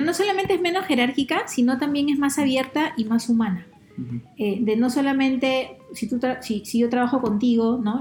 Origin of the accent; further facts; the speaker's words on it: Peru; encontremos la forma de respetarnos más como peruanos